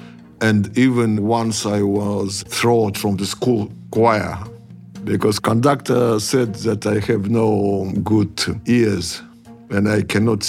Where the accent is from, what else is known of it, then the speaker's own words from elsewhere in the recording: Tuva, Russia; We are from Tuva, which is south of Siberia, just on the border with Mongolian People's Republic.